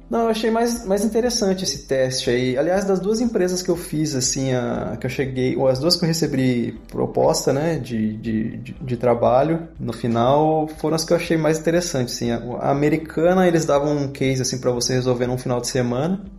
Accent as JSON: {"language": "Portuguese", "town": "Campinas", "region": "São Paulo", "country": "Brazil", "moved": "as an adult", "lives_now": "Italy", "said": "Eu sou de Campinas e quando eu estava no, na oitava série, eu decidi prestar um vestibulinho para o Colégio Técnico da Unicamp"}